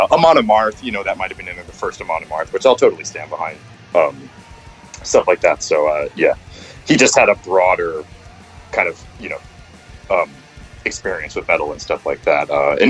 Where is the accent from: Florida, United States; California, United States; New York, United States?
New York, United States; New York City; obviously like I was like from New York City, you know, like you feel very like oppositional maybe to like that sort of thing